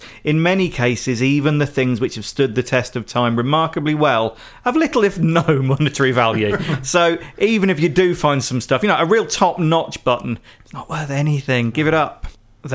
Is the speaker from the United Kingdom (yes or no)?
yes; United Kingdom; As a British person